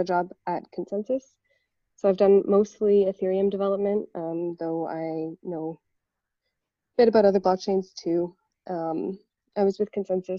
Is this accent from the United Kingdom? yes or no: no; Canada; moved away as an adult; also born or lived in Toronto; now in Berlin, Germany; I'm from Canada originally. So I lived in Toronto for a long time, and now I live in Berlin, Germany.